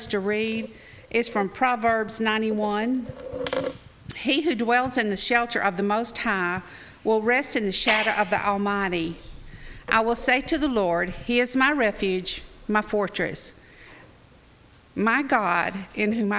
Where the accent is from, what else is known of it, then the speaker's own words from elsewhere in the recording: North Alabama, United States; I grew up in North Alabama where it was cold